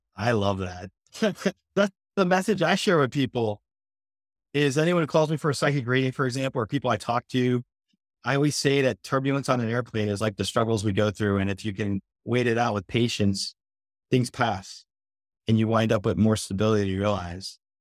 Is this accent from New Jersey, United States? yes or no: yes; New Jersey, United States; now in Florida, United States; I'm from New Jersey myself originally before I came here to Florida